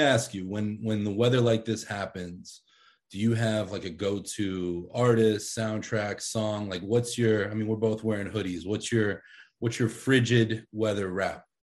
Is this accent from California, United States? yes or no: no; Pittsburgh, Pennsylvania, United States; now in Philadelphia, United States; I grew up in Pittsburgh